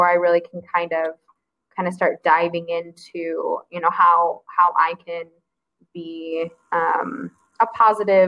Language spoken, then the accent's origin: English; Grand Rapids, Michigan, United States; I grew up near Grand Rapids, which is a small city